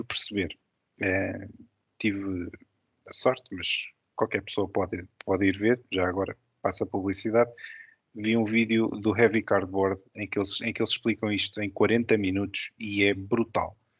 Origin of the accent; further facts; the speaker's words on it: Lisbon, Portugal; eu sou lisboeta, nasci em Lisboa